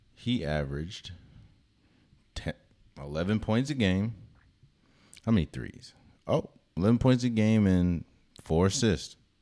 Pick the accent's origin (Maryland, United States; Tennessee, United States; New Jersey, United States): Maryland, United States; DC area; moved away; I'm from the Maryland, D C area